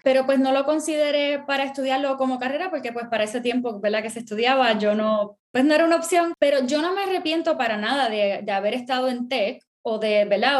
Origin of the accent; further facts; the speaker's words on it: Puerto Rico; first language Spanish; now in United States; yo crecí, me crié en Puerto Rico, soy mi, mi, primer idioma es español